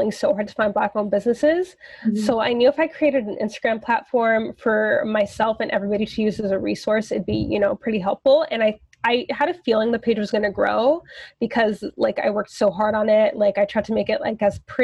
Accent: Toronto, Ontario, Canada; I born and raised in Toronto

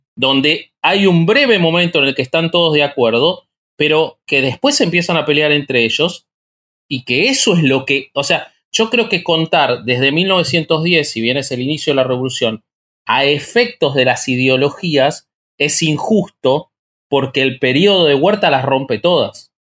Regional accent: Argentina; soy argentino

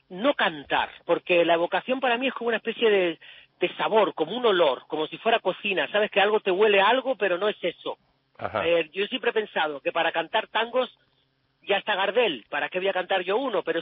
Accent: Andalusia, Spain; a pesar de que yo soy andaluz y el, y el, flamenco siempre ha sido la música cultural por excelencia de mi casa

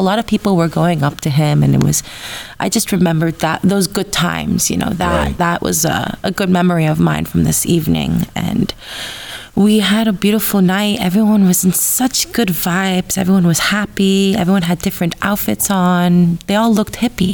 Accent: Los Angeles, California, United States; I grew up in Los Angeles my whole life

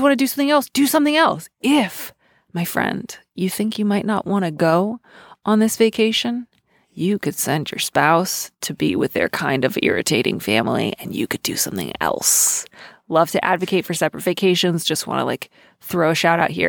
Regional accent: Midwest, United States; I am Midwestern

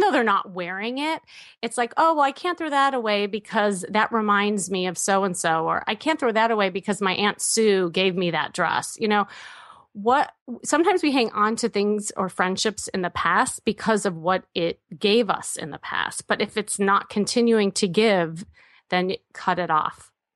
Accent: Midwest, United States; I'm from the Midwest.

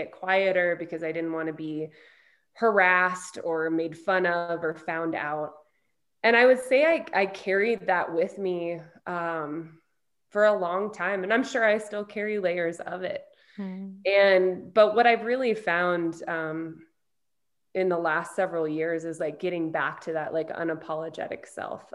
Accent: Glenwood, Iowa, United States; I grew up in a tiny town in Iowa called Glenwood

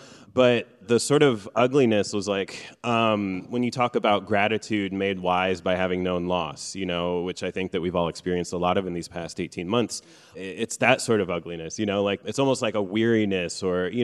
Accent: Midwest, United States; first language Farsi; English is a second language; also born or lived in Iran; Growing up in the Midwest

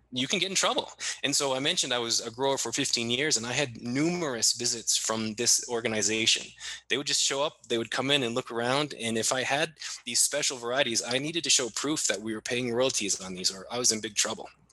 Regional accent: Maine, United States; my home state of Maine

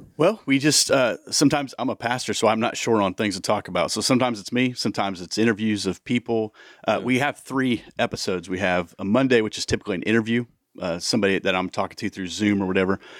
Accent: Cedar Rapids, Iowa, United States; moved away as an adult; now in Indianapolis, United States; We're from originally Southeast Iowa. We came from Cedar Rapids, Iowa.

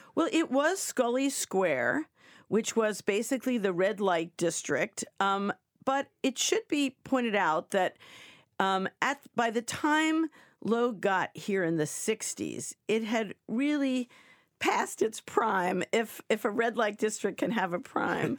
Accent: New York, United States; moved away; I was coming from New York and, uh, where, you know, we have streets and avenues

